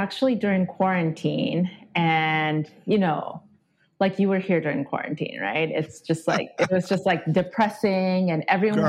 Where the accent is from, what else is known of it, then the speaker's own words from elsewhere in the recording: Japan; now in United States; So I grew up in Japan, and then I moved to the U.S. how many years ago? Probably like 5 years ago, maybe. I know I sound kind of completely American, but it's just because I've had like an international upbringing.